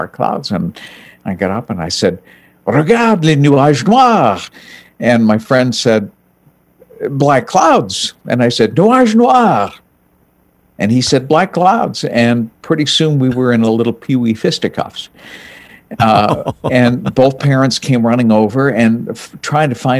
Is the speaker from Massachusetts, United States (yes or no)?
yes; New Bedford, Massachusetts, United States; first language French; English is a second language; also born or lived in Vermont; now in Cleveland, United States; I was born in New Bedford, Massachusetts, south coast, south of Boston, near Buzzards Bay